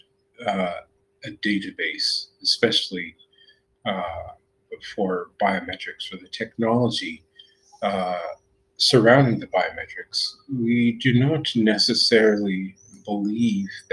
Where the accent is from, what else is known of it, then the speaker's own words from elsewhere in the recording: United States; I'm American